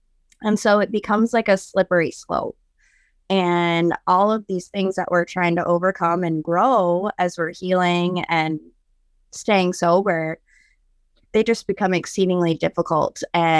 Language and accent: English; Wisconsin, United States; I'm 32 years old. I'm from Wisconsin.